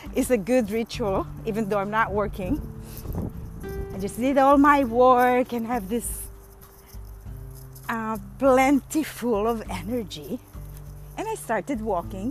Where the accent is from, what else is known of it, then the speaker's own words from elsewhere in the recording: Manila, Metro Manila, Philippines; moved away; When I grew up in Manila